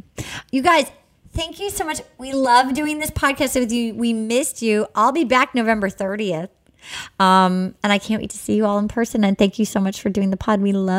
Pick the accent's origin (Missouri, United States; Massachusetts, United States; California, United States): Massachusetts, United States; accent: Massachusetts; come have a hump day with me in Massachusetts and watch my Massachusetts accent come out.